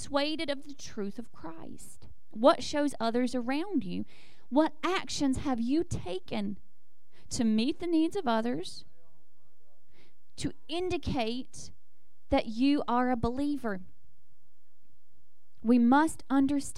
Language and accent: English; the South, United States; I grew up in the South